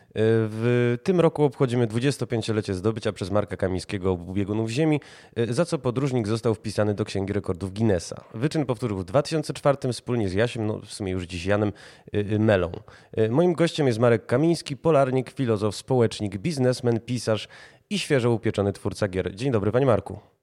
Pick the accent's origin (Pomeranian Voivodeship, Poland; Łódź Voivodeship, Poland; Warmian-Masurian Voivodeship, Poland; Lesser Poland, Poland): Lesser Poland, Poland; Kraków; sam jestem Krakusem